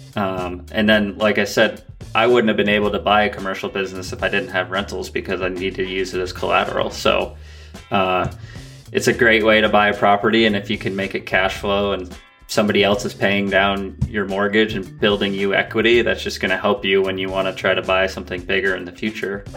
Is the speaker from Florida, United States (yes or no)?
no; Vermont, United States; born or raised there